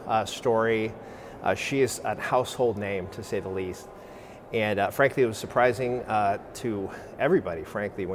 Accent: South San Francisco, California, United States; That is my hometown

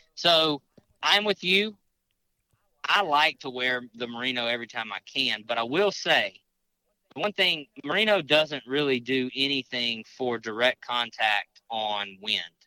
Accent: Mississippi, United States; now in Louisiana, United States; I live in Louisiana. I'm from Mississippi

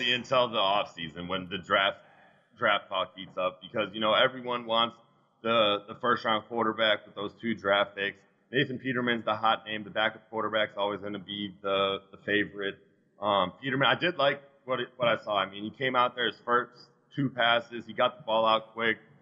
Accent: South Florida, United States; I grew up in South Florida

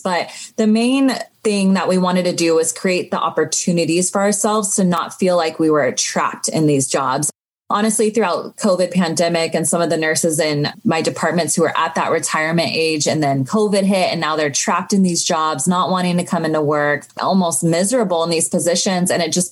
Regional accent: Sacramento, California, United States; also born or lived in Los Angeles; I grew up in Sacramento

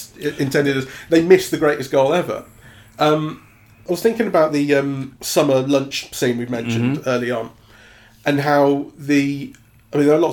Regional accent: England, United Kingdom; as an Englishman

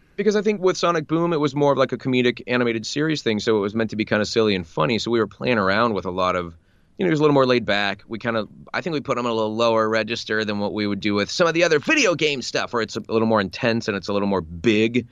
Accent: United States; getting to voice Captain America as an American

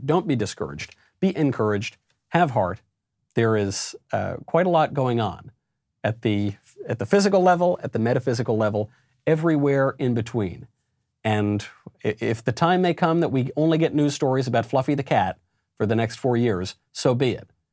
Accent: New York, United States; also born or lived in Los Angeles; I'm a New Yorker

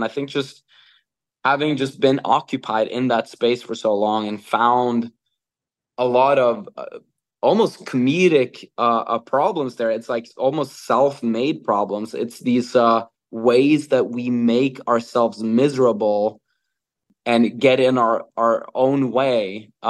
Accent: Norway; English is a second language; Well, I'm born and raised in Norway, that has which is a welfare state.

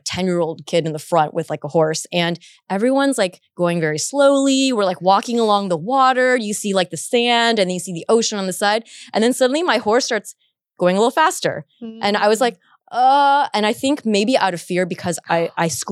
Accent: Orange County, California, United States; also born or lived in San Diego; I went to school at UCSD, but I was from the Orange County area

